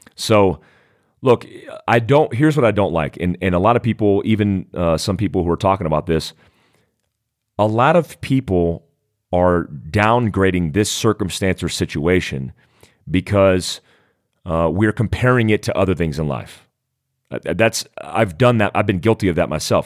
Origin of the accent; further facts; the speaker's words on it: United States; in our country